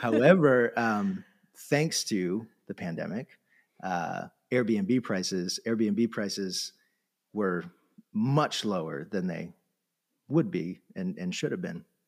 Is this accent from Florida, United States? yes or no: yes; Florida, United States; moved away; I grew up in Florida on the coast